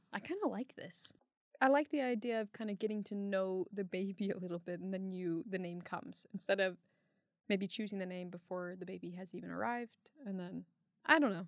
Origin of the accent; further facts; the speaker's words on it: California, United States; now in Iceland; I grew up in California